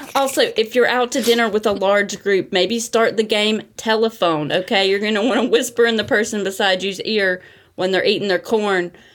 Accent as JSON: {"language": "English", "region": "North Carolina", "country": "United States", "accent": "Southern", "moved": "as an adult", "lives_now": "Brooklyn, United States", "said": "I'm from North Carolina, too"}